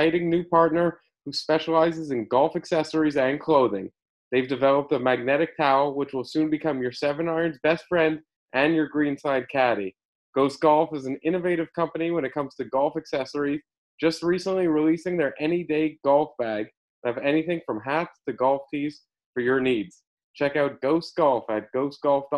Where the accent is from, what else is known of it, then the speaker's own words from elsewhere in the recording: Canada; I'm a Canadian